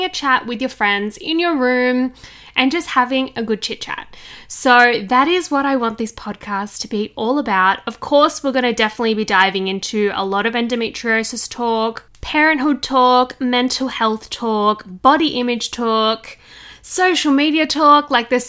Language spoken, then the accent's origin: English; Sydney, New South Wales, Australia; I'm 27 from Sydney, Australia.